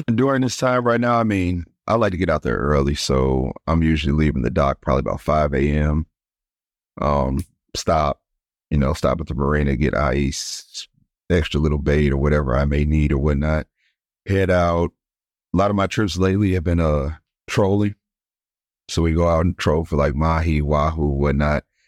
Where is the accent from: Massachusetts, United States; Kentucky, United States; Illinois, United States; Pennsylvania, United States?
Illinois, United States; East St. Louis; moved away as an adult; now in Destin, United States; I'm originally from East Saint Louis, Illinois, so right across the river from Saint Louis